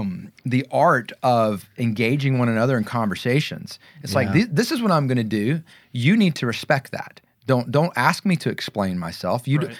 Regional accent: the South, United States; I grew up in the South and I've moved around all over the place.

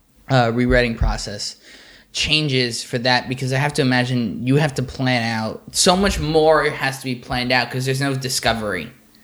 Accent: New York, United States; born or raised there; moved away as an adult

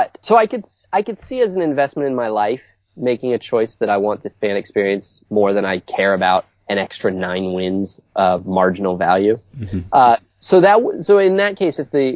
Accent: San Francisco, California, United States; I grew up in Candlestick

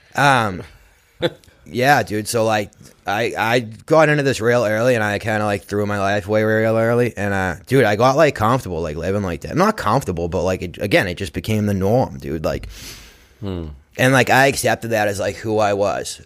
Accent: Braintree, Massachusetts, United States; I grew up in Braintree

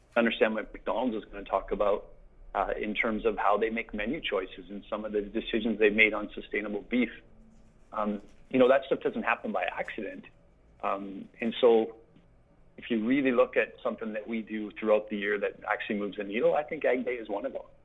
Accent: Saskatchewan, Canada; moved away; I grew up in Saskatchewan on a mixed grain farm with cows and canola

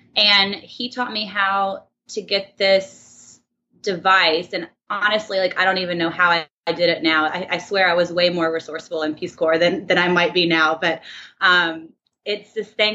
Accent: Birmingham, Alabama, United States; moved away as an adult; I'm um, from Birmingham, Alabama. I grew up there.

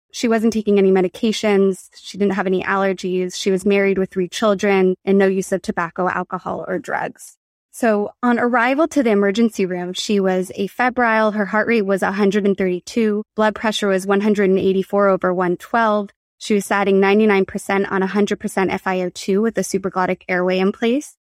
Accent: Berkeley, California, United States; also born or lived in San Francisco, United States; now in Los Angeles, United States; I'm from Berkeley, California

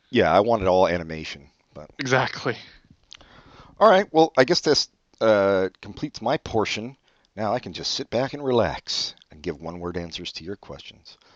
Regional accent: Brazil; born there; No, I was born in Brazil.

